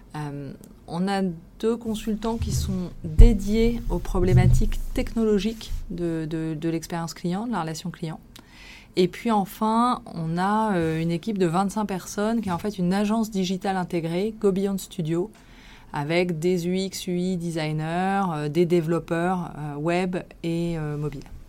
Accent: Villefranche-sur-Saône, Auvergne-Rhône-Alpes, France; moved away as an adult; also born or lived in Lyon; now in Paris, France; je suis originaire de la région lyonnaise. J'ai vécu mon enfance à Villefranche-sur-Saône et mes années de lycéenne à Lyon

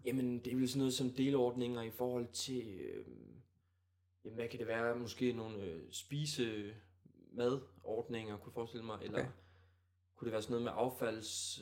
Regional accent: Djursland, Central Denmark Region, Denmark; moved away as an adult; now in Aalborg, Denmark; Vi kommer trods alt kun fra Djursland

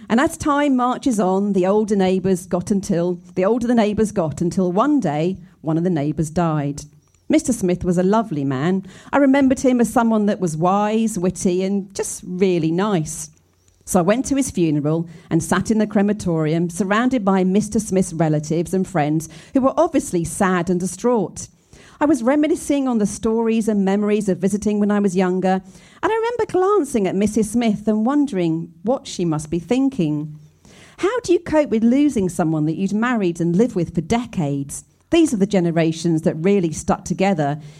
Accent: Scotland, United Kingdom; I grew up in Scotland in a small cul de sac

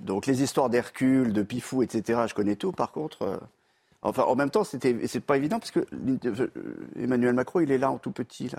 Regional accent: Nord, Hauts-de-France, France; chez moi dans le Nord. Parce que je reviens euh, dans le Nord le week-end

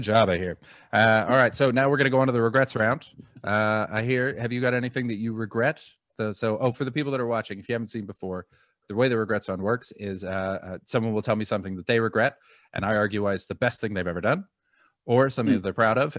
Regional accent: Vancouver, British Columbia, Canada; now in London, United Kingdom; I'm from Vancouver

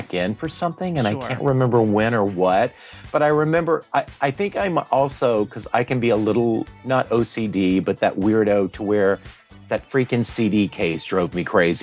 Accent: Northeast Louisiana, United States; moved away as an adult; also born or lived in Dallas, Texas / New York / Los Angeles; I'm from Northeast Louisiana

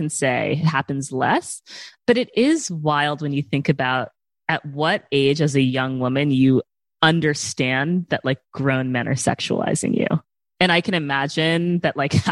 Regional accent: New York City, New York, United States; I grew up here in New York City

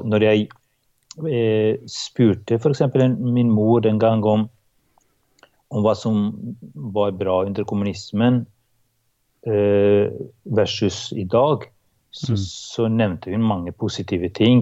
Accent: Kosovo; now in Norway; Jeg kommer da fra Kosovo, som var en del av eks-Jugoslavia, eh, og vokste opp i et sekulært og mm, et parti, i et partistat.

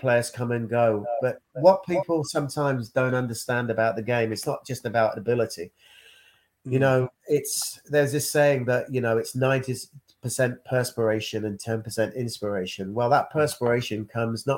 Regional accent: Leicester, East Midlands, United Kingdom; my hometown club

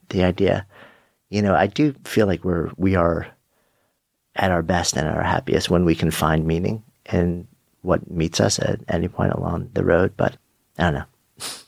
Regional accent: New York, United States; being a New Yorker

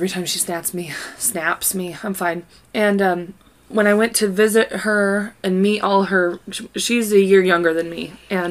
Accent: Kansas, United States; We are from Kansas.

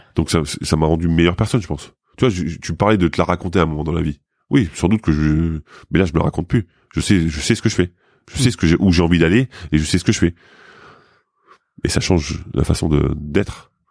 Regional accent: Lorraine, Grand Est, France; moved away; je viens de Lorraine, hein, mais euh, dans, ma famille, il y a quand même eu des mineurs

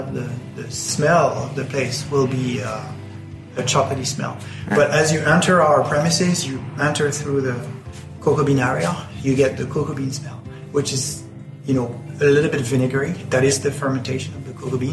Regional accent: France; now in Ireland; I grew up in France.

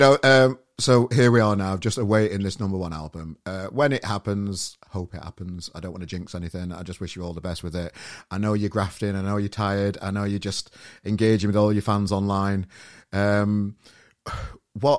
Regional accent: Sheffield, Yorkshire and the Humber, United Kingdom; now in Manchester, United Kingdom; I'm from Sheffield

